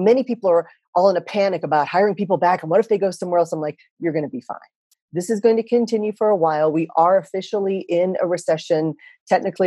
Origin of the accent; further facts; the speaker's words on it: Texas, United States; moved away as an adult; also born or lived in Japan / Philippines / Singapore / Thailand; I come from Texas